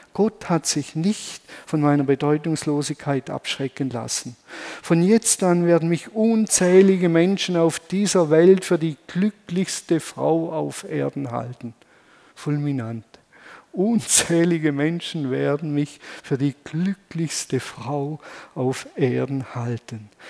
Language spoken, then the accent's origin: German; Germany; wir sind ja Deutsche